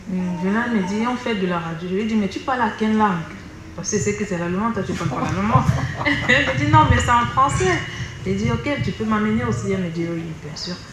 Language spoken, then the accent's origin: French; Cameroon; moved away as an adult; now in Germany; Euh, je viens du Cameroun.